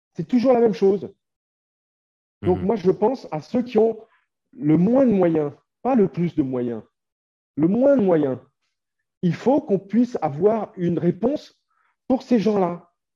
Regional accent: France; now in Ukraine; les Français comme moi, qui sommes des Français de l'étranger

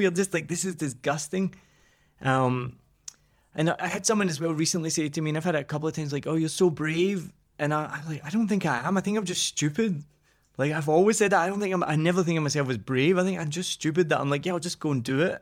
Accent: Scotland, United Kingdom; I'm Scottish

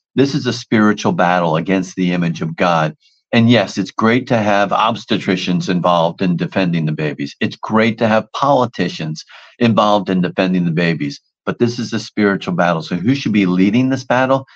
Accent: New Jersey, United States; I'm from New Jersey

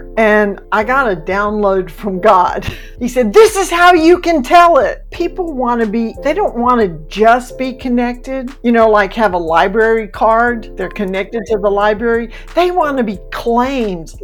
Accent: Mississippi, United States; moved away as an adult; also born or lived in Alabama / Georgia / Florida; I was born in Mississippi and I've lived in Alabama, two places in Georgia, and two places in Florida

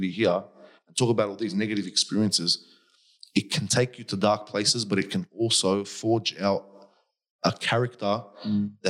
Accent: South Governorate, Lebanon; English is a second language; You come from Iraq. I come from South Lebanon. Our countries both have seen many, many wars.

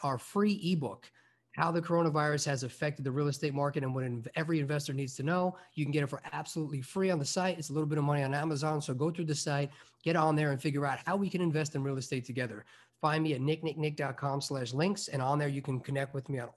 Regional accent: Long Island, New York, United States; also born or lived in Albany, New York / Chicago; I grew up on Long Island

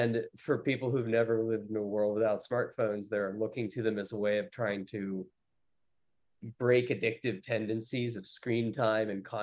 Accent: Western Pennsylvania, United States; now in Brooklyn, United States; I'm from the Western Pennsylvania area

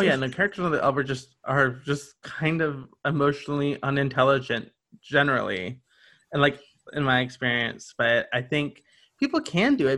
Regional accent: the South, United States; now in Greensboro, United States; I grew up in the South

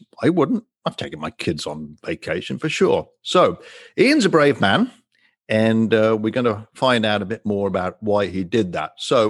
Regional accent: Coventry, West Midlands, United Kingdom; now in United States; Well, I'm a Coventry guy from the centre of England.

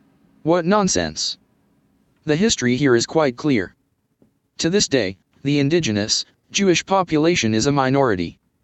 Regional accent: Germany; As an Englishman, you have a very different perspective on the history of the State of Israel than we Germans do.

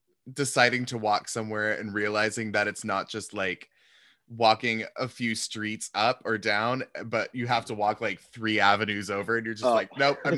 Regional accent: Seattle, Washington, United States; now in New York, United States; I grew up in Seattle. So I'm also West Coast baby. Moving to New York was such a weird experience

